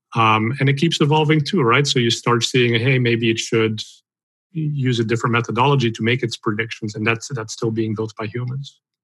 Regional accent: Belgium; moved away; I'm originally from Belgium, so I speak Dutch

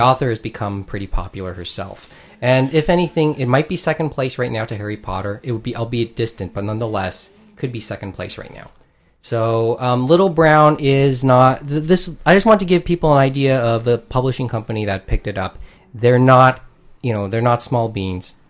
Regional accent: Philippines; I'm Filipino

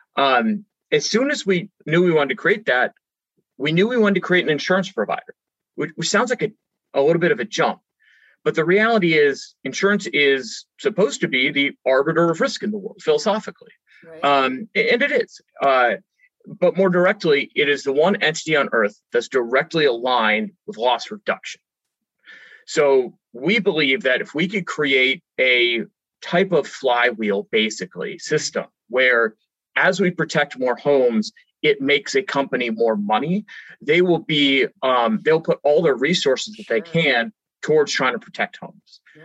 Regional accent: California, United States; i grew up in California

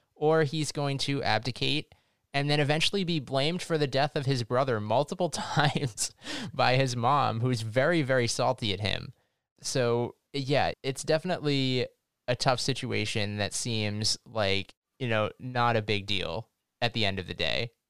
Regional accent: United States; accent: American; we're American, as you can probably tell by our accents

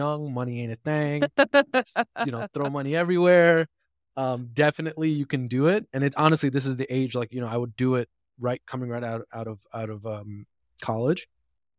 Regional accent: New Jersey, United States; also born or lived in Dallas, Texas; now in New York, United States; I grew up in Northeast in New Jersey, moved to Dallas

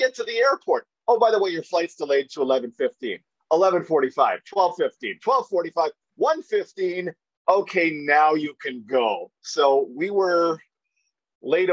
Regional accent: Alberta, Canada; everybody I grew up with around Alberta

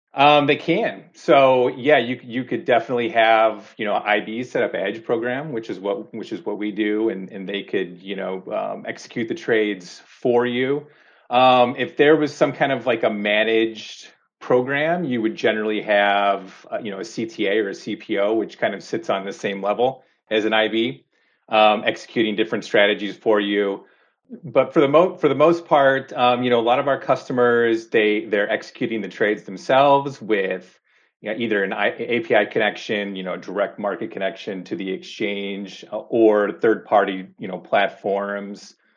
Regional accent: Chicago, Illinois, United States; moved away as an adult; now in Seattle, United States; growing up in Chicago, living in Chicago, you used to tell people you worked at the Merck or you worked on the floor.

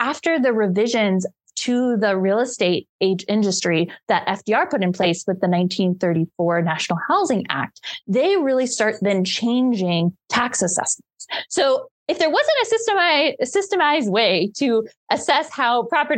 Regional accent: Cincinnati, Ohio, United States; I grew up in Cincinnati, Ohio

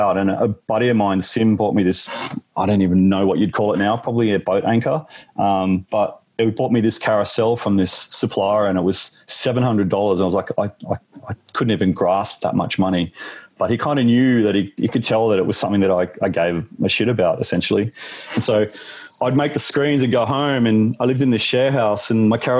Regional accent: Canberra, Australian Capital Territory, Australia; now in Sydney, Australia; I grew up in Canberra

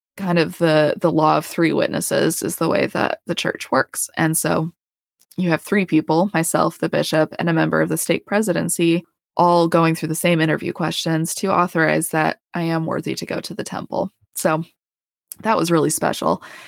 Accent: Colorado, United States; moved away as an adult; also born or lived in Idaho / Utah; now in Houston, United States; I'm from Colorado. I, we lived south of Denver, uh, for seventeen years.

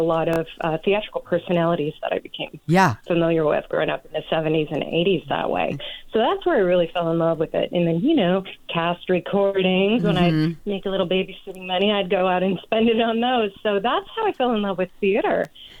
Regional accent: rural Ohio, United States; also born or lived in Bay Area, California / Pasadena, California; now in Desert Cities, California, United States; I am originally from Ohio, rural Ohio, actually. I grew up on a farm in Ohio, so I was pretty far removed from the razzle-dazzle of show business.

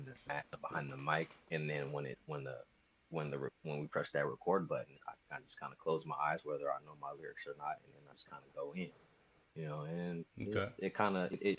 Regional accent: Sacramento, California, United States; also born or lived in Hayward, California; I'm a kid from Sacramento, California

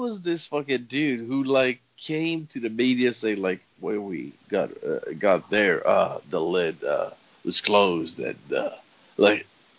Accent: Canada; I'm French Canadian

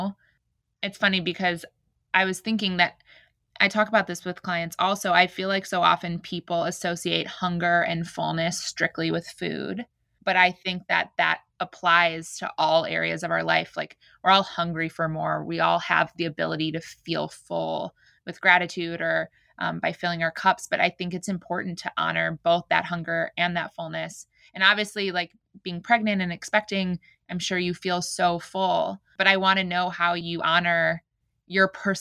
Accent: Chicago, Illinois, United States; also born or lived in New York; I'm from here originally, but my husband actually was the reason we moved from New York to Chicago

